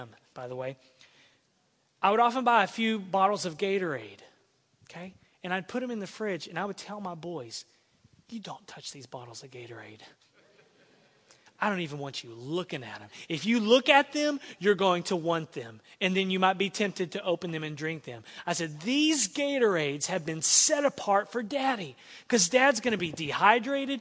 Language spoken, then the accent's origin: English; Texas, United States; now in Santa Maria, United States; I come from a state that takes its pride on being Texan